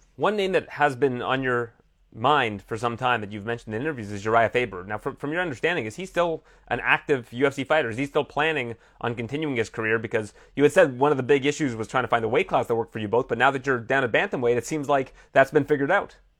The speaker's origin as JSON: {"language": "English", "country": "Canada", "said": "I'm Canadian"}